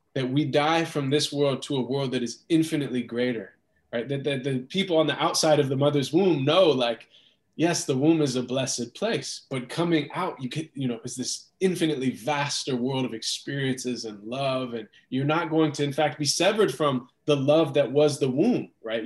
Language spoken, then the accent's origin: English; United States; growing up in America